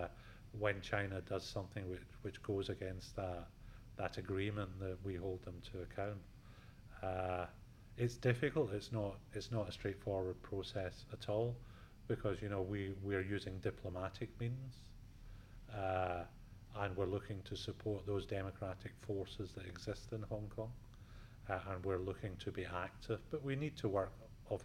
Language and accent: English; Scotland, United Kingdom; now in Atlanta, United States; I'm Scottish